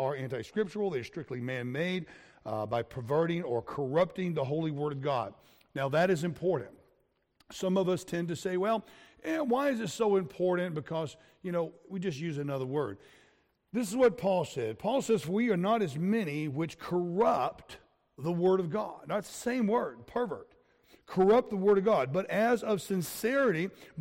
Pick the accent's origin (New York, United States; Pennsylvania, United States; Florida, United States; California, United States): Florida, United States; I grew up in Florida with the alligators